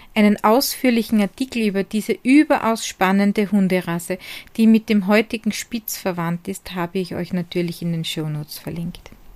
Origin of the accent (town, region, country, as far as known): Hart bei Graz, Styria, Austria